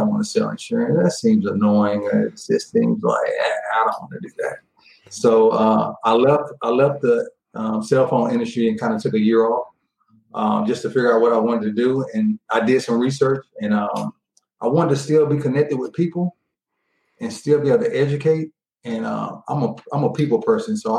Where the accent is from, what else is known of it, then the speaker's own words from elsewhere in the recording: Tyler, Texas, United States; moved away; I'm from East Texas. I'm from a town called Tyler, Texas, outside of Dallas